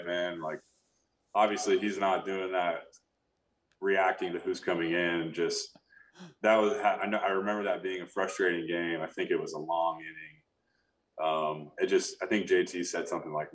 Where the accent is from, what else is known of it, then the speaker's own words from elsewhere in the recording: Sacramento, California, United States; growing up in Sacramento, I grew up a huge Giants fan